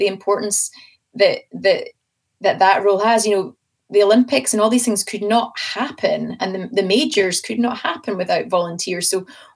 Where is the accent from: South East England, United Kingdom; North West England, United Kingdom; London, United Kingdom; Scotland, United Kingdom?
Scotland, United Kingdom; I'm Scottish